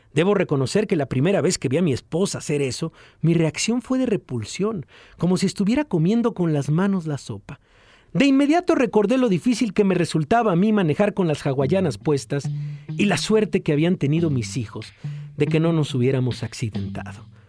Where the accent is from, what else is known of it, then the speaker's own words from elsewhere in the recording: Mexico; soy mexicano